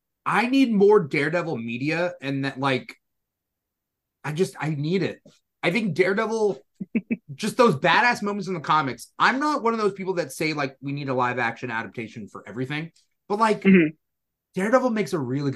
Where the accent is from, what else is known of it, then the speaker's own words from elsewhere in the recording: California, United States; I love being a Californian. I love living in California.